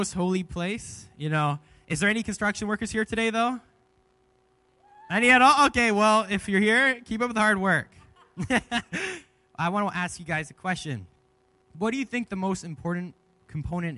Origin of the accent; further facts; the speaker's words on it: Leamington, Ontario, Canada; moved away as an adult; now in Kamloops, Canada; I'm actually from Ontario, and I moved here to go to this college program